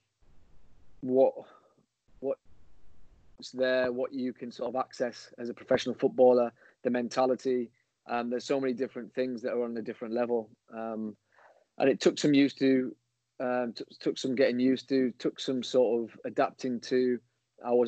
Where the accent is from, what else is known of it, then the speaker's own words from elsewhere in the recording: Guisborough, North East England, United Kingdom; growing up where I grew up in Gisborough, a small town near Middlesbrough.